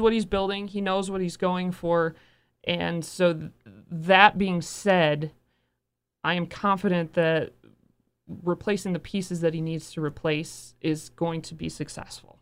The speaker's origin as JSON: {"language": "English", "town": "Bay City", "region": "Michigan", "country": "United States", "tie": "born or raised there", "said": "I grew up in Bay City"}